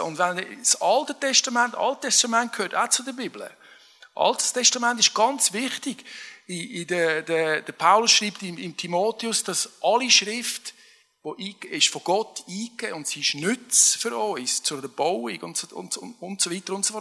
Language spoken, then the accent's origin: German; Switzerland; als Schweizer